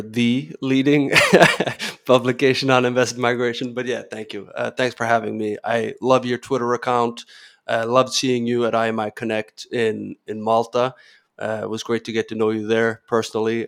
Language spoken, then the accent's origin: English; Norway; moved away as an adult; also born or lived in Spain / France / Kenya / California; born and raised in Norway